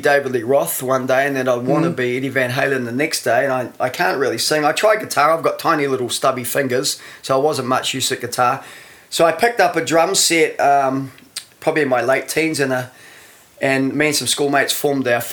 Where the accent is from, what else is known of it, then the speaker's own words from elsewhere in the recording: Masterton, Wellington, New Zealand; moved away as an adult; also born or lived in Freiburg; I was born in Masterton. I lived there till I was about 17 or 18, I think.